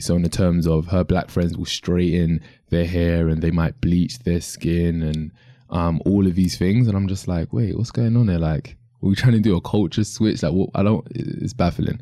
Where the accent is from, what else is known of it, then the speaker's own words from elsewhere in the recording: London, United Kingdom; in the U K, I'm from London